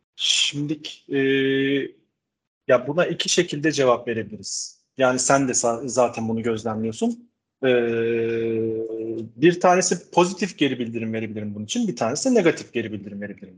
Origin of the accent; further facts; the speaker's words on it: Istanbul, Turkey; also born or lived in Netherlands; 73 yılında İstanbul'da doğdum. Ee, bütün eğitim sürecimi İstanbul'da tam, tamamladım